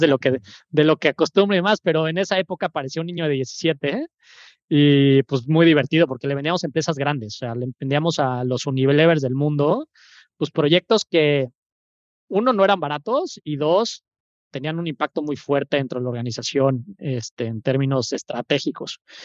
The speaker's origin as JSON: {"language": "Spanish", "region": "Mexico City", "country": "Mexico", "moved": "as an adult", "lives_now": "Veracruz, Mexico", "said": "soy de la Ciudad de México, 35 años"}